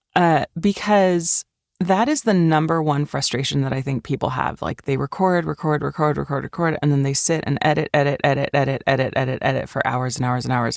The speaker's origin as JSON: {"language": "English", "country": "Switzerland", "tie": "born or raised there", "moved": "yes", "said": "I grew up in Switzerland"}